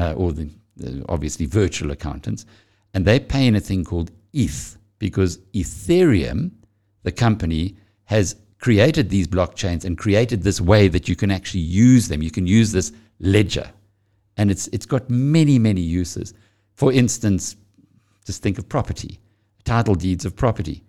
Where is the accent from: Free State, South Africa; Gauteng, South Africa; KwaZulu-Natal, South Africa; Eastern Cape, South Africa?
KwaZulu-Natal, South Africa; I'm from KwaZulu-Natal.